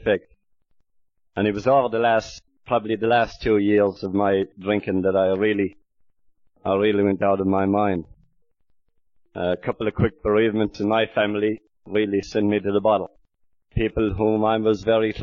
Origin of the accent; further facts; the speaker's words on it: Ireland; now in Australia; I'm more of an Aussie than I am an Irishman. I've been out here about 23 years